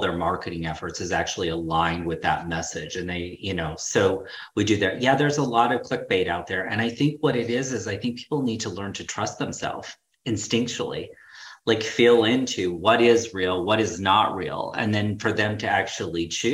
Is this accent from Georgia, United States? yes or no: no; Utah, United States; moved away as an adult; I'm originally from Utah, so my family was still in Utah